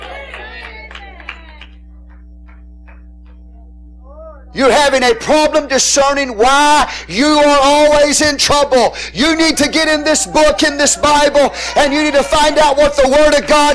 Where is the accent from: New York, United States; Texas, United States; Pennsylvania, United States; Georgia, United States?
Texas, United States; I'm Texan